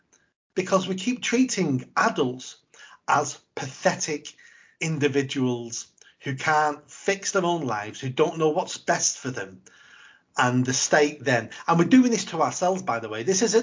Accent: England, United Kingdom; And we're too good as English people to be beggars.

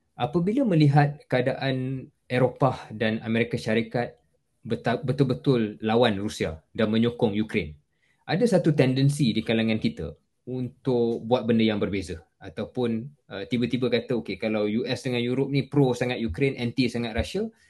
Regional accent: Malaysia; kita sebagai orang Malaysia

